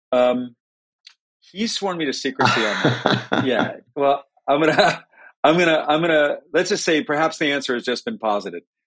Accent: New Haven, Connecticut, United States; We were both both born at Yale New Haven Hospital. Both grew, both grew up in New Haven

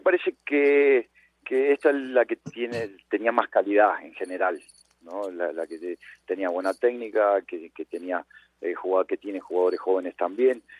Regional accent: Rosario, Santa Fe, Argentina; moved away; yo soy de Rosario también

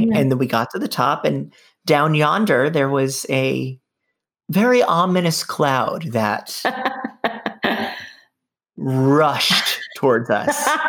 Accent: New York City, New York, United States; I'm a New Yorker

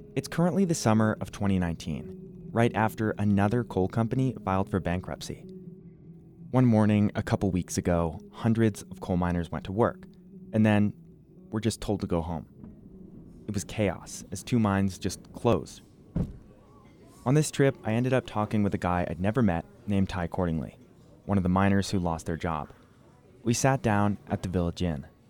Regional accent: New Jersey, United States; now in Wyoming, United States; I didn't grow up in Wyoming. I grew up in New Jersey the Garden State, home of The Sopranos

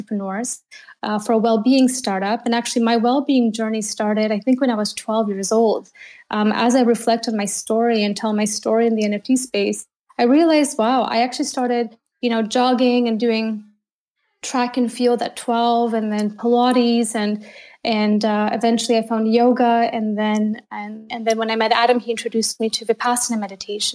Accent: Canada; moved away as an adult; now in Berlin, Germany; I'm a Canadian in Berlin, and I've been here for 11 years

